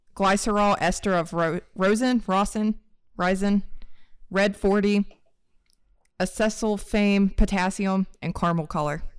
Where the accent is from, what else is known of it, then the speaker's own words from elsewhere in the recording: West Virginia, United States; now in Canada; I'm actually from West Virginia, but I just came from Virginia, like, we've been living in Virginia